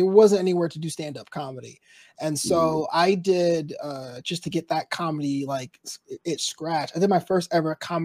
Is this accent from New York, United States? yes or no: yes; New York City, New York, United States; moved away; I'm originally from Brooklyn